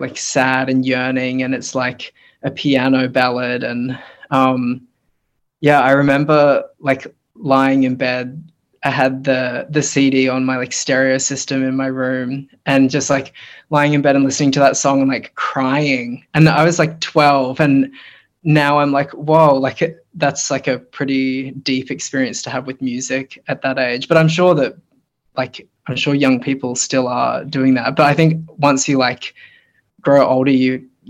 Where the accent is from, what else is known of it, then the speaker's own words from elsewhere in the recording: Brisbane, Queensland, Australia; also born or lived in New Zealand; my family moved here when I was like 6 weeks old. I was born in New Zealand and then we moved to Brisbane, and I've been living here ever since